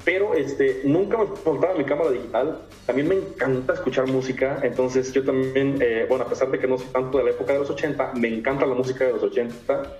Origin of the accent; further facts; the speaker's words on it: Comapa, Veracruz, Mexico; soy originario del estado de Veracruz. Ok. Eh, mi municipio se llama Comapa, está en la zona centro del estado